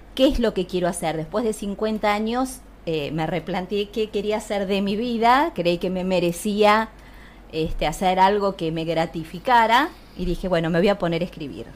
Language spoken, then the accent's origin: Spanish; Castelar, Buenos Aires Province, Argentina; yo soy de Zona de Castelar